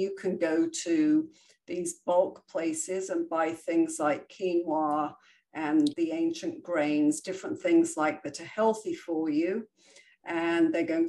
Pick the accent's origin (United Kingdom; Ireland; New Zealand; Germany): United Kingdom; England; now in United States; I came obviously from England, where we would go to the bakery every other day and buy fresh made bread. When I came to the States and I went to the grocery store